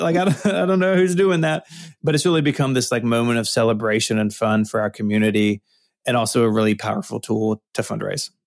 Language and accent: English; Memphis, Tennessee, United States; I'm from Memphis, Tennessee. It's my hometown. I've, I've always lived here.